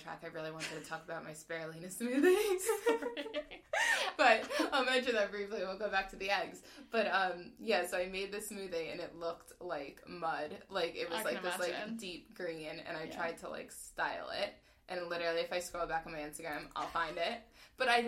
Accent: New York, United States; accent: American; moved away as an adult; now in London, United Kingdom; I'm from New York, and I have a very strong American accent.

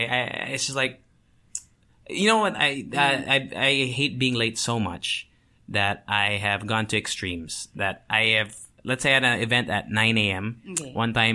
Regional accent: Tokyo, Japan; moved away; I think mixed three. I grew up in Tokyo.

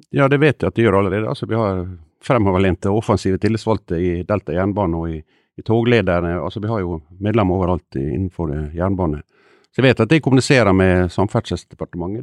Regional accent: Ålesund, Møre og Romsdal, Norway; jeg kommer fra Ålesund, der går det tog bare én gang i året.

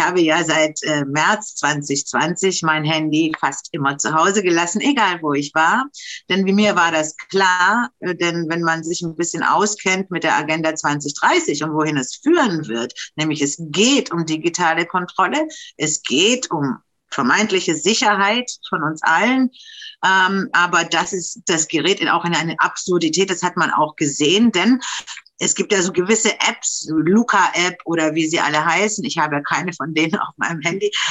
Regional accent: Romania; also born or lived in Germany; now in Berlin, Germany; bei uns in Rumänien

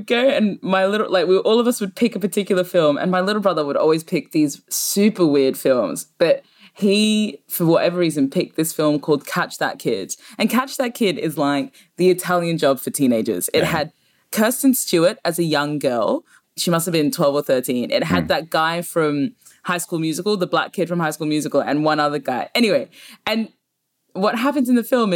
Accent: Brisbane, Queensland, Australia; moved away as an adult; now in London, United Kingdom; growing up in Brisbane

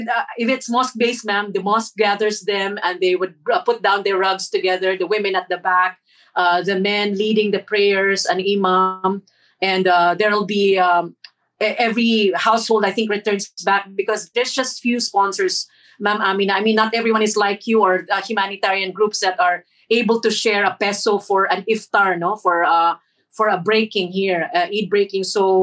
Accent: Marawi, Lanao del Sur, Philippines; also born or lived in Saudi Arabia; Well, growing up in Saudi, champagne in the parks, we would go to the parks near the waters, the Nile, this blue sea of Saudi. And in Marawi, ma'am, it's really going into a mosque and being with the community

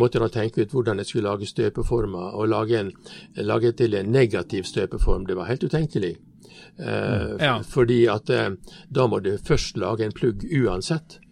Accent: Stranda, Møre og Romsdal, Norway; Jeg kommer fra Stranda. Stranda er bygd innenfor eh, Ålesund

